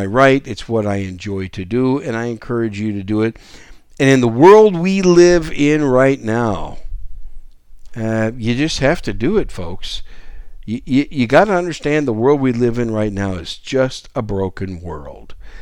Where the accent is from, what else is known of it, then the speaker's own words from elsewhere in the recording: Wisconsin, United States; moved away; When I grew up as a kid in Wisconsin, a teenage kid and a young adult in Wisconsin